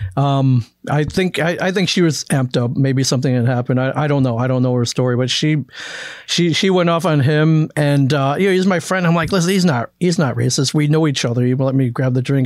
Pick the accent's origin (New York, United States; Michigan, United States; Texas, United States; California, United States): Michigan, United States; also born or lived in Cleveland, Ohio; I grew up in Michigan